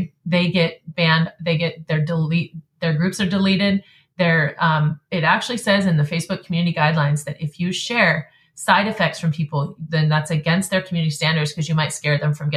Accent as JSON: {"language": "English", "region": "North Idaho", "country": "United States", "said": "I'm from North Idaho"}